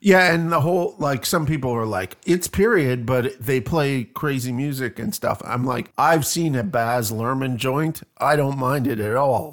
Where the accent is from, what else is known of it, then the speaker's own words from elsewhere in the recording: Canada; I'm crazy Canadian